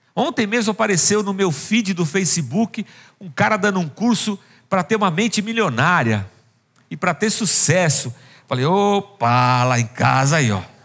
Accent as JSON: {"language": "Portuguese", "town": "Barbacena", "region": "Minas Gerais", "country": "Brazil", "tie": "born or raised there", "moved": "yes", "said": "Quando eu era criança pequena em Barbacena"}